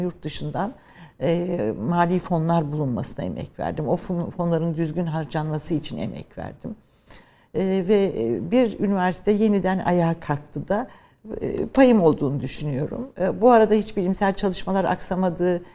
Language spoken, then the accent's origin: Turkish; Ankara, Turkey; also born or lived in Trabzon / Birmingham, United Kingdom; Memleketim olması benim için önemliydi ama ben tabii daha çok Ankara'da büyüdüm. İşte eğitim, ilkokul, ortaokul, liseyi Ankara'da